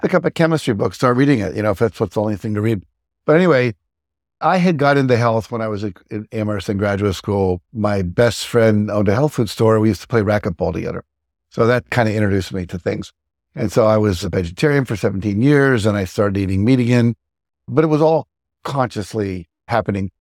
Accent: Wheeling, West Virginia, United States; moved away; also born or lived in Texas / Martins Ferry, Ohio; I grew up in Wheeling, West Virginia, born in Texas

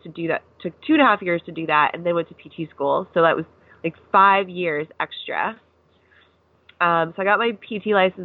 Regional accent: Seattle, Washington, United States; moved away as an adult; also born or lived in Pennsylvania / Camp Pendleton, California; I am from Seattle, Washington. So I grew up there

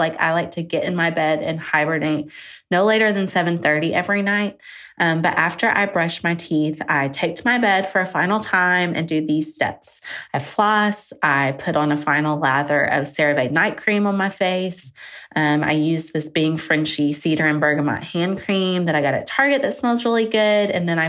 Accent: Missouri Bootheel, United States; I'm from the Missouri Boot Heel.

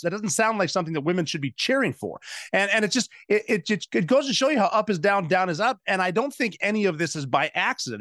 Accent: Butte, Montana, United States; my hometown of Butte, Montana

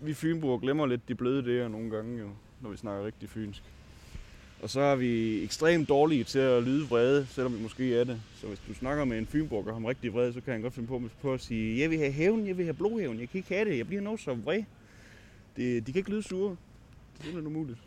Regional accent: Svendborg, Southern Denmark, Denmark; moved away as an adult; also born or lived in Årslev, Denmark; now in Aarhus, Denmark; Jeg er egentlig født i Årslev, som ligger lidt uden for Odense, men jeg har boet i Svendborg næsten hele mit liv

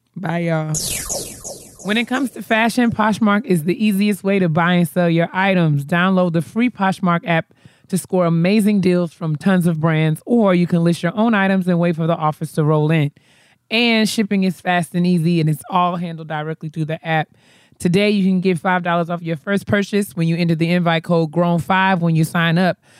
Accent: New York, United States; I'm from New York

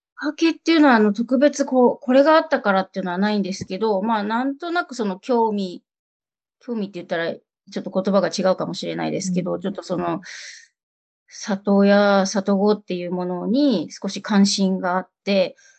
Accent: Kyushu, Japan; moved away as an adult; now in Tokyo, Japan; 九州の片田舎で生まれ育ち

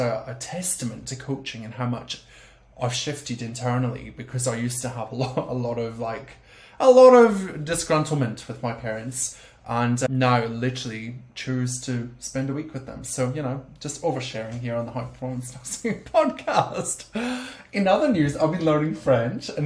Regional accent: Scotland, United Kingdom; accent: Scottish; my Scottish accent

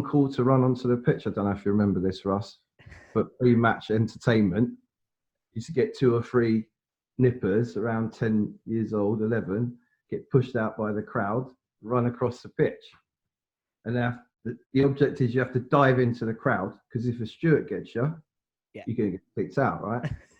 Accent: London, United Kingdom; And so it's like, because I'm from South London, really, on paper, I should probably support Chelsea.

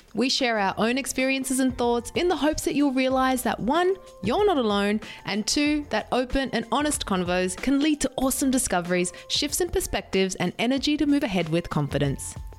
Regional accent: Sydney, New South Wales, Australia; moved away as an adult; also born or lived in San Diego; My hometown is here in Sydney

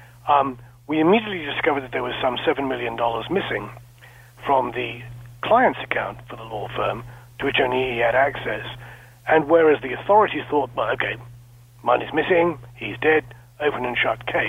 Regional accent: small town just west of London, South East England, United Kingdom; I was born and raised in a small town just west of London, about 11,000 people

